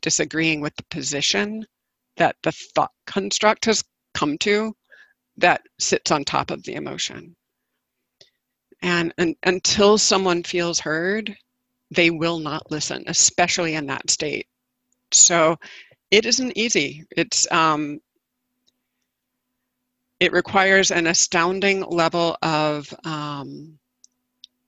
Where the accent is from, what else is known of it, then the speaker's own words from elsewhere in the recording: the South, United States; having been born and raised in the South